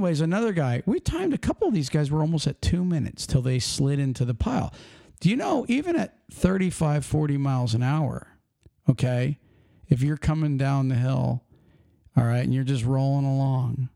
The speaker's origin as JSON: {"language": "English", "region": "Pennsylvania", "country": "United States", "said": "I'm from Pennsylvania"}